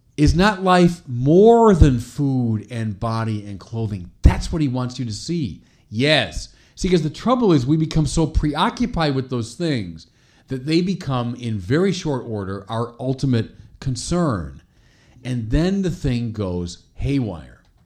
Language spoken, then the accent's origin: English; Chicago, Illinois, United States; My hometown of Chicago, our little cathedral, Holy Name Cathedral